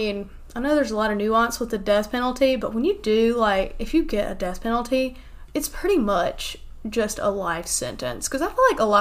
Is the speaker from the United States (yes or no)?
yes; United States; my hometown is only, like, an hour from Charlotte.